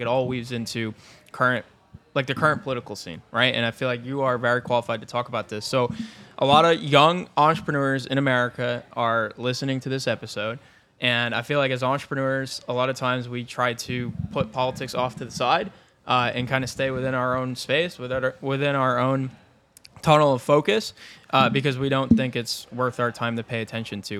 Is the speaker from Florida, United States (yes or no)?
no; Binghamton, New York, United States; in my hometown, Binghamton, New York